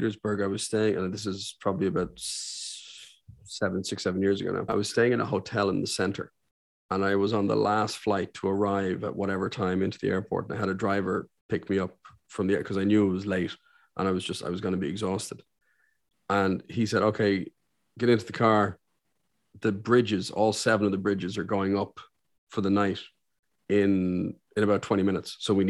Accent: Saudi Arabia; born there; because I was born in Saudi Arabia, so I have an affinity for hearing Arabic.

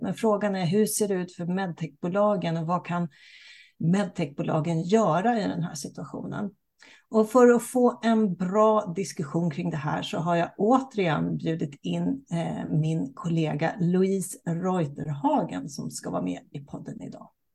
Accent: Sweden; vi som svenskar och som bor i Sverige

